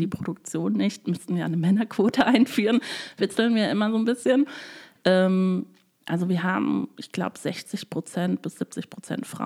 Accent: Freising, Bavaria, Germany; born there; also ich bin in Freising in Bayern geboren. Ähm, dort haben sich meine Eltern kennengelernt während ihrer Studienphase.

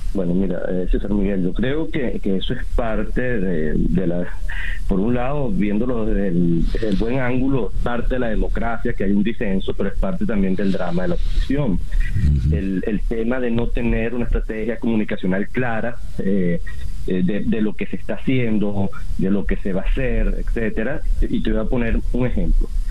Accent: Venezuela; como venezolano de a pie

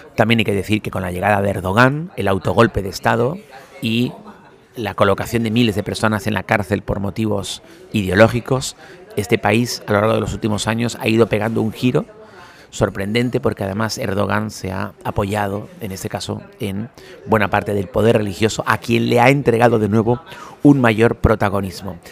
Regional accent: Spain; now in Turkey; como los españoles

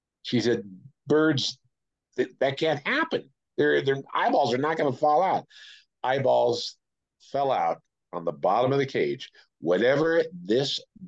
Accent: Oakland, California, United States; also born or lived in Las Vegas, Nevada; now in Taos, United States; I'm from Oakland, where we have rats

